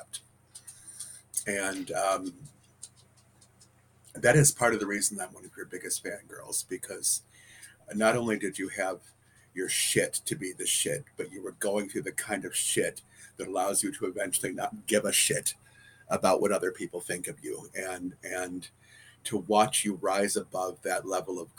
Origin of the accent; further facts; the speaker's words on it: Detroit, Michigan, United States; moved away as an adult; also born or lived in Texas; I came home to Detroit from Texas.